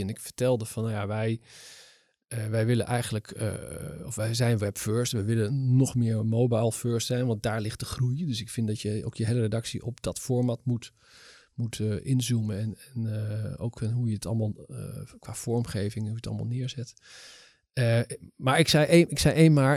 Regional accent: Netherlands; ik ben toch een Nederlandse jongen

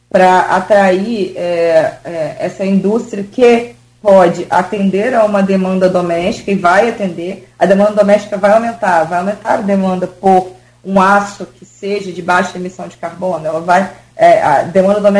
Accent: Brazil; eu sou brasileira

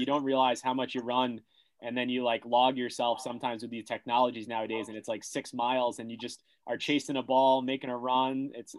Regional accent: Monmouth County, New Jersey, United States; We got three Jersey boys on here. We're from Monmouth County, like we said before. I went to Fairleigh Dickinson, where you coached basketball, and we're from Monmouth County in the Jim Nance area.

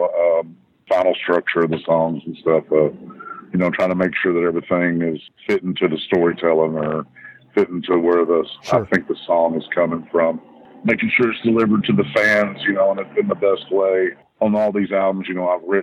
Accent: Texas, United States; born or raised there

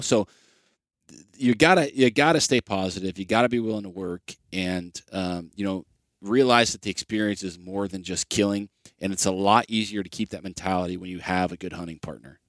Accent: Ohio, United States; my home state of Ohio

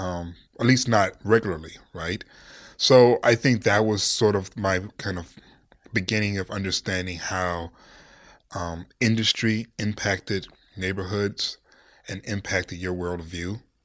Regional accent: Detroit, Michigan, United States; now in Los Angeles, United States; I'm from Detroit, Cass Tech

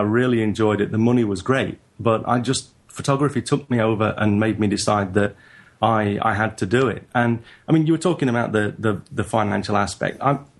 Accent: England, United Kingdom; now in Japan; So I'm a northerner in England and in Japan.

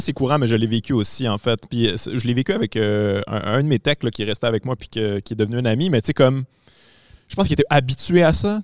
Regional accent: Quebec City, Quebec, Canada; Je viens de Québec.

